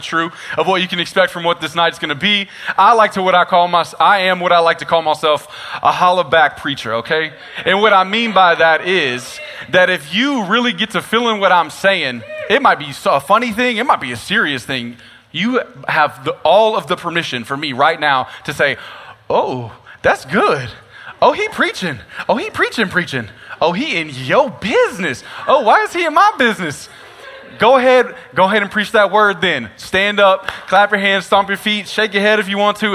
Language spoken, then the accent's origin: English; Nacogdoches, Texas, United States; I'm actually born and raised from Nacogdoches, Texas, so this is my hometown